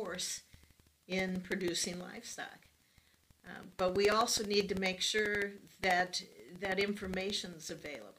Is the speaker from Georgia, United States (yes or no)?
no; Nebraska, United States; I'm from Nebraska